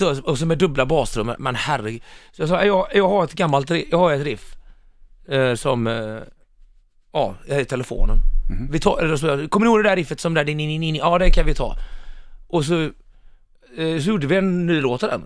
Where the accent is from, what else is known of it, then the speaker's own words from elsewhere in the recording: Mölnlycke, Västra Götaland, Sweden; now in Stockholm, Sweden; när jag växte upp i Mölnlycke